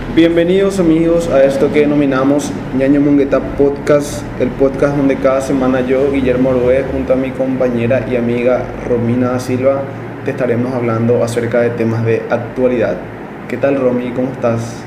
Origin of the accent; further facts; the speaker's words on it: Paraguay; nosotros como paraguayos